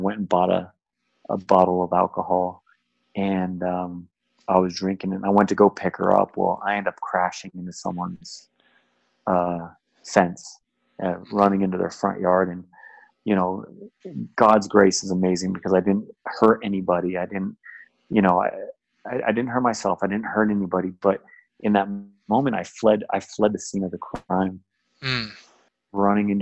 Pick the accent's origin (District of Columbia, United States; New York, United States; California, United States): California, United States; San Jose; moved away as an adult; now in Southern California, United States; I was born and raised in the Bay